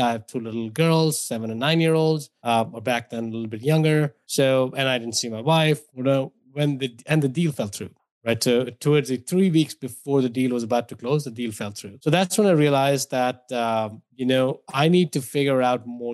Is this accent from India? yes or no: yes; India; moved away as an adult; now in United States; if my accent didn't give away or my name didn't give away, I grew up in India